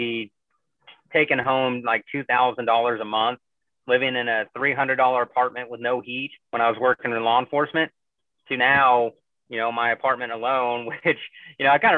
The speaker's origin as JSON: {"language": "English", "region": "Missouri", "country": "United States", "tie": "born or raised there", "moved": "as an adult", "lives_now": "Chicago, United States", "said": "I grew up in, you know, the rural Missouri"}